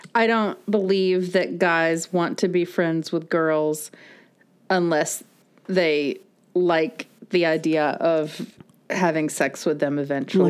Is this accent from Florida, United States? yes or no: yes; Florida, United States; we grew up in Florida, so there was definitely more of a swimming all the time culture.